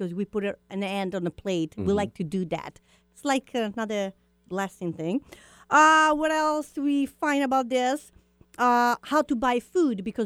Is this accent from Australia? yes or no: no; Italy